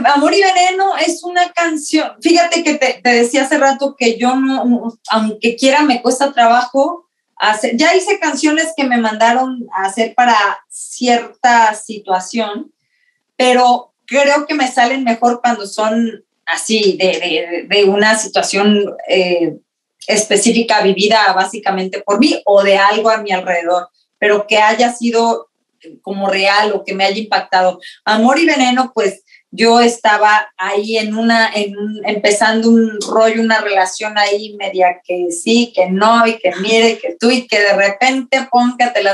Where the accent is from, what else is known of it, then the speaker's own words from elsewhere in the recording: Mexico; moved away; tú también eres mexicana como yo